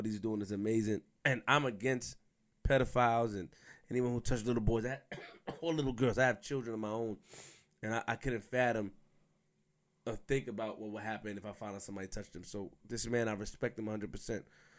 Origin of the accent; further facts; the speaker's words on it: New York City, New York, United States; I'm from Queens for a reason.